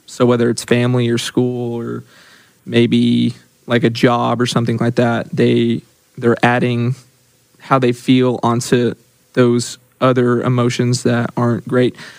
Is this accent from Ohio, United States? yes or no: no; Yukon, Oklahoma, United States; I'm from Yukon, Oklahoma.